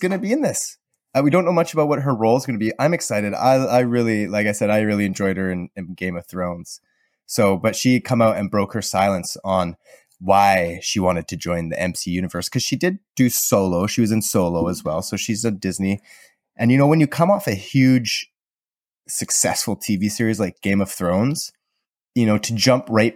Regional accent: Southern Alberta, Canada; I learned growing up in Southern Alberta

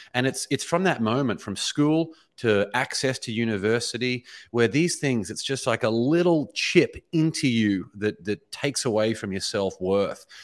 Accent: Brisbane, Queensland, Australia; moved away as an adult; now in Los Angeles, United States; born and raised in, in Brisbane, Australia

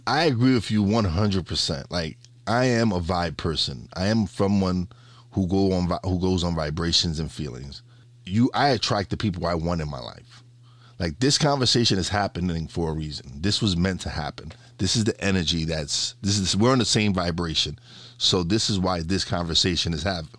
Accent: New York City, New York, United States; We we lived in one of the worst neighborhoods in Brooklyn

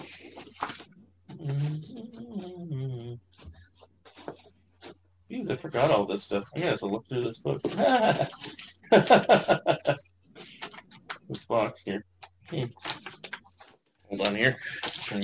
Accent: Northern California, United States; I grew up is in Northern California.

